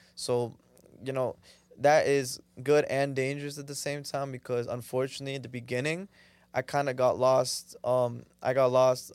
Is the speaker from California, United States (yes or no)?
no; Danbury, Connecticut, United States; moved away as an adult; now in Toronto, Canada; I was born in Toronto, Canada, but when I was four, my family took me to live in, uh, in, in, in Connecticut, uh, Danbury, specifically the city.